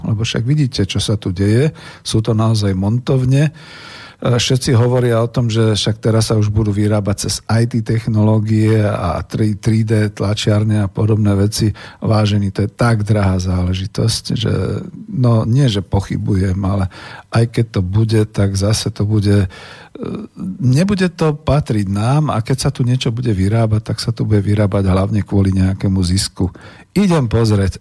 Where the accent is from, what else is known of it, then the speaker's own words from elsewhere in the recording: Bratislava, Bratislava Region, Slovakia; ako Bratislavčan